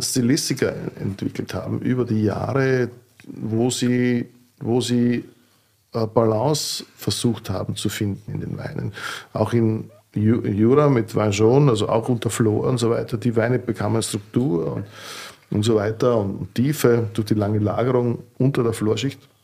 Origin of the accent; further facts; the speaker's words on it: Burgenland, Austria; bei uns in Burgenland